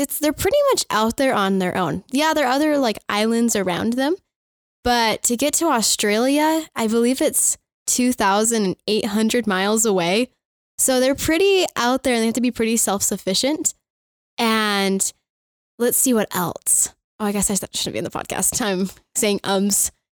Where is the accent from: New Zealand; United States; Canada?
United States; Firestone, Colorado; I am from Firestone, Colorado.